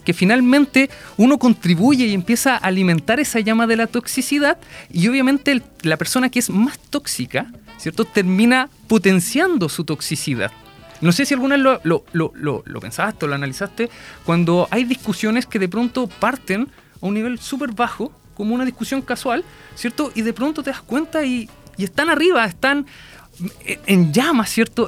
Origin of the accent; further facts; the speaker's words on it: Concón, Valparaíso, Chile; yo soy viñamarino y allá, bueno, más, concretamente soy de Concón